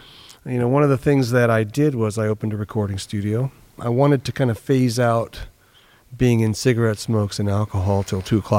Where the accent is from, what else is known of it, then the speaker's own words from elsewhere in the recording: New York, United States; now in California, United States; after I came to California from New York, from the East Coast, as a musician, professional musician